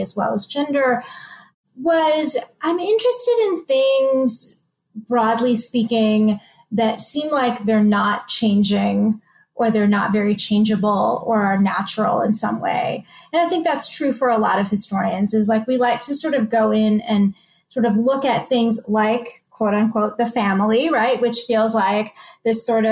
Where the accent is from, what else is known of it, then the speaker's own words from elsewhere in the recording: United States; I am of Indian origin. And so I think, though I did grow up in the United States